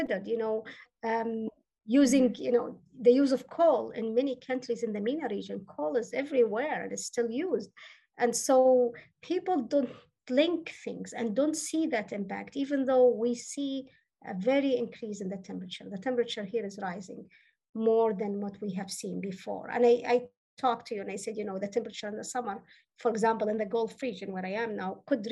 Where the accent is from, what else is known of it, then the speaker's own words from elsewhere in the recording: Libya; moved away as an adult; also born or lived in Athens, Greece / Canada; now in Doha, Qatar; So I was born in Athens, Greece, and spent part of my childhood there. And then my family moved back to Libya. We're originally from Libya, where I spent all my childhood and teenager ages there